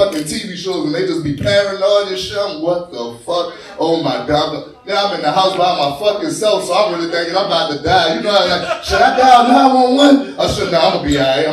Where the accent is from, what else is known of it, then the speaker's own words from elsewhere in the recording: New Orleans, Louisiana, United States; I'm from New Orleans